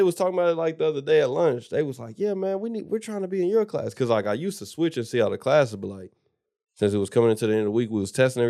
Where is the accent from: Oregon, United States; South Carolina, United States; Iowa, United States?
South Carolina, United States; born there; I was born in South Carolina.